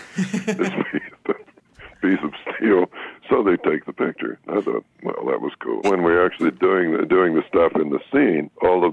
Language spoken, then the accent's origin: English; the South, United States; I come from the South